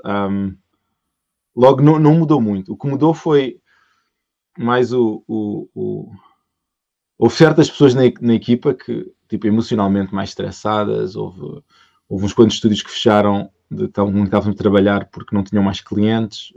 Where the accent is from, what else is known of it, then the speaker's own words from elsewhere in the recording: Portugal; moved away as an adult; Eu saí de Portugal uh, o, em 2005.